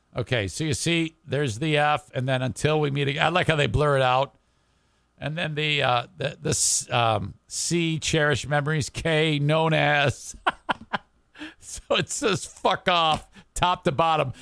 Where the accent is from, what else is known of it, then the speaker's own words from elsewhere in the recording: Warren, Michigan, United States; where I grew up in Warren